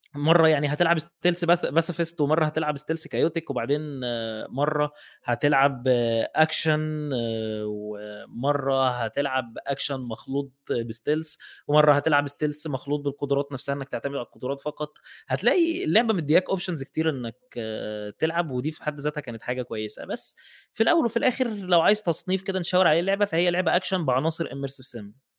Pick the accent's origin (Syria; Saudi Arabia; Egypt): Egypt; احنا عندنا في مصر